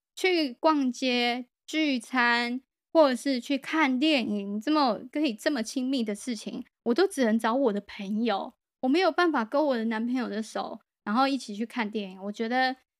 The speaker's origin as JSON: {"language": "Chinese", "country": "Taiwan", "said": "我是一个台湾人"}